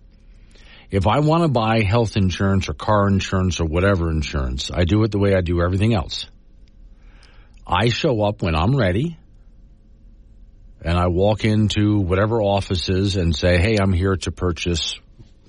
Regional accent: Sanibel, Florida, United States; now in Casper, Wyoming, United States; my hometown of Sanibel Island, Florida

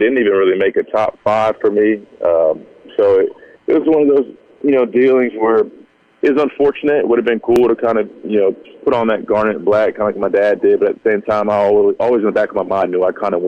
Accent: near Columbia, South Carolina, United States; I grew up right outside of Columbia, maybe 20 minutes down the road

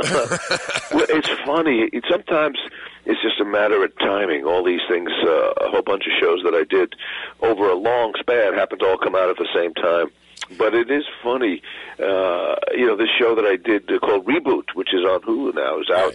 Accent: New York City, New York, United States; also born or lived in Fort Lee, New Jersey; I grew up in the city, and then my family moved to Fort Lee, which is as close to New York as you can get and still be in Jersey

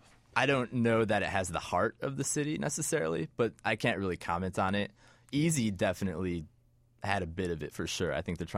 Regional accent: Chicago western suburbs, Illinois, United States; born or raised there

